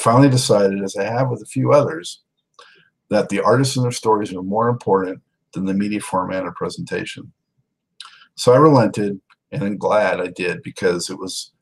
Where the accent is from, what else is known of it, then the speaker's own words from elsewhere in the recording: Santa Monica, California, United States; also born or lived in Los Angeles; growing up in Santa Monica, California